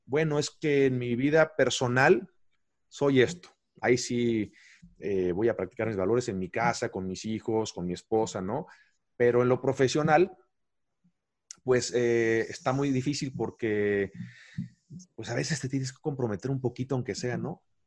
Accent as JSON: {"language": "Spanish", "country": "Mexico", "said": "yo soy un mexicano más"}